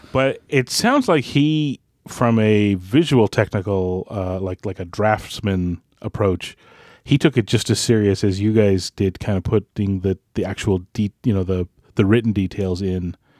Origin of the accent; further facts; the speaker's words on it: Maritimes of Canada, Canada; I'm from the Maritimes of Canada